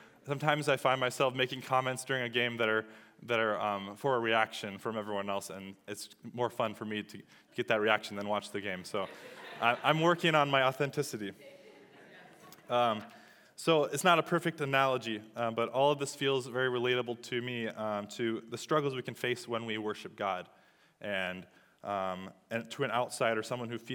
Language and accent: English; Iowa, United States; I am from Iowa.